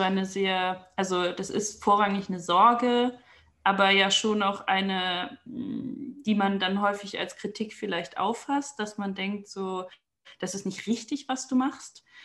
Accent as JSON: {"language": "German", "country": "Germany", "also_born_or_lived": "Aachen", "moved": "as an adult", "lives_now": "Vienna, Austria", "said": "ich komme aus Deutschland"}